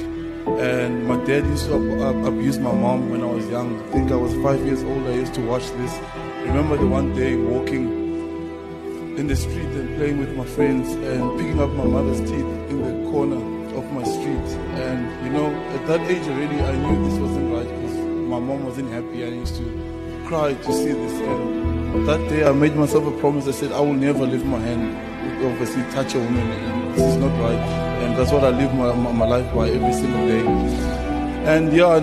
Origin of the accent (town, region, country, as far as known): South Africa; English is a second language